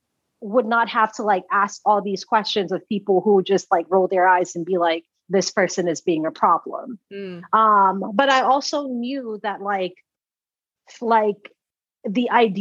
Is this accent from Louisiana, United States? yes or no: no; Atlanta, Georgia, United States; also born or lived in Sierra Leone; growing up in Sierra Leone, I didn't understand what patriarchy was. I didn't understand all of this stuff. So when I'd ask people questions, because Sierra Leone is extremely patriarchal. And then Atlanta, Georgia, where I grew up, is also extremely patriarchal, right?